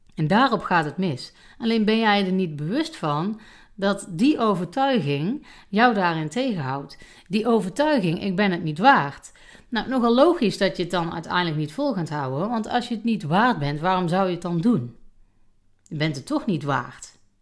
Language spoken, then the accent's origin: Dutch; North Brabant, Netherlands; bij ons in Brabant